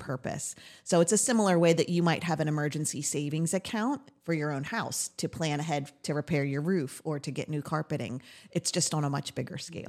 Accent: Lebanon County, Pennsylvania, United States; also born or lived in Lancaster County, Pennsylvania; I've lived in Lebanon County with my family growing up

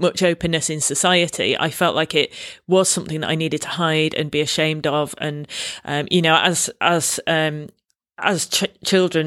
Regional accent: Manchester, North West England, United Kingdom; accent: Mancunian; moved away as an adult; also born or lived in London; I grew up in Manchester, went to university in London, and having a strong Mancunian accent

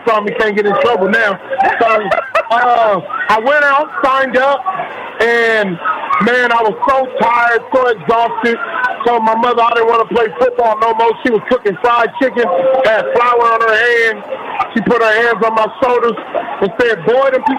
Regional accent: Bay Area, California, United States; I was a young man growing up in the Bay Area. I grew up with him in the Bay Area.

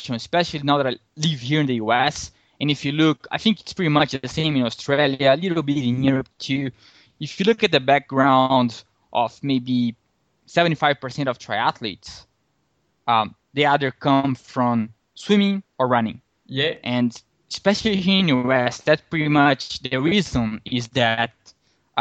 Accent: Rio de Janeiro, Brazil; I was born in Rio de Janeiro, Brazil, the home of the next Summer Olympics

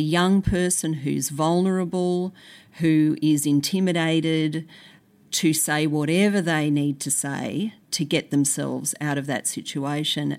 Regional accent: Brisbane, Queensland, Australia; I grew up in Brisbane

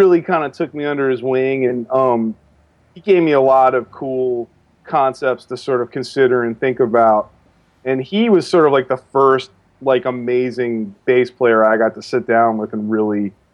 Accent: Maryland, United States; moved away; also born or lived in New York; I grew up in Maryland, so I went back home

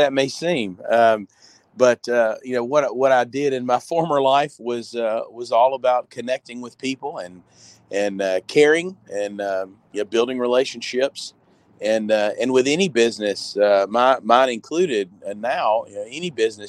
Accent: Fayette, Alabama, United States; also born or lived in Montgomery, Alabama / Northport, Alabama; I'm from Fayette originally, which is about 40 minutes north of here.

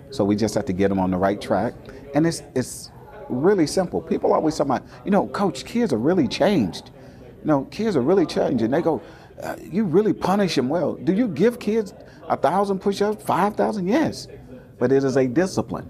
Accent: McComb, Mississippi, United States; moved away; also born or lived in Richmond, California; I grew up in Macomb, Mississippi

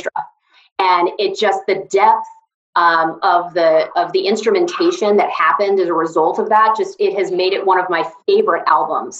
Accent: Atlanta, Georgia, United States; a girl who grew up, born and raised in Atlanta

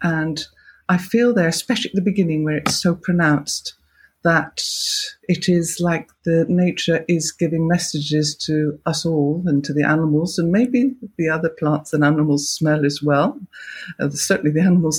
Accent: Gloucestershire, South West England, United Kingdom; moved away; I come from Gloucestershire originally

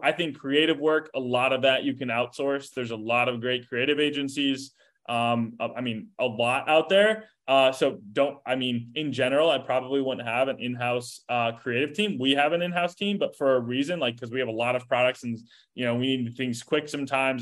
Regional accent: Chicago, Illinois, United States; moved away as an adult; now in Indianapolis, United States; I grew up like suburb, south suburbs of Chicago, um, you know, suburbia, if you will. Um, and now I'm in, in, in Indianapolis

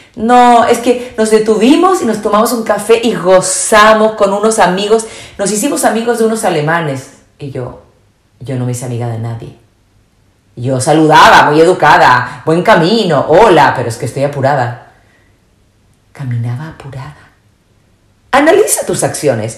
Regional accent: Chile; moved away as an adult; also born or lived in Spain; soy chilena, viví muchos años en España

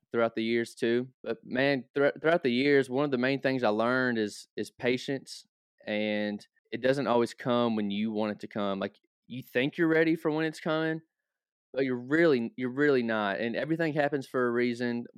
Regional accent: Hopkinsville, Kentucky, United States; So, Hopkinsville is only an hour north of Nashville. So, I grew up around country music

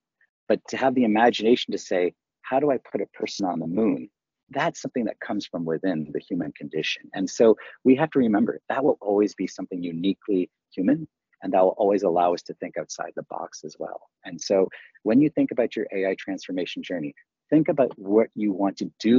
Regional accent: Canada; if people haven't figured out, I am Canadian raised. So Wayne Gretzky is very near and dear to my heart. I idolized him as a kid growing up.

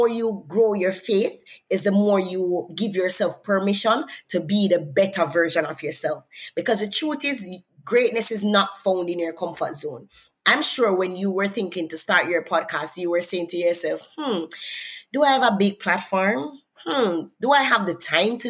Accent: Jamaica; accent: Jamaican; I'm from Jamaica, I come from an accent

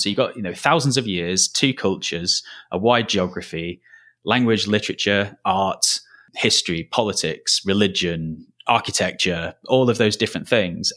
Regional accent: Lancashire, North West England, United Kingdom; moved away as an adult; also born or lived in Merseyside; I'm not from the Southeast, as, as you might be able to tell from the accent. I'm from Lancashire originally

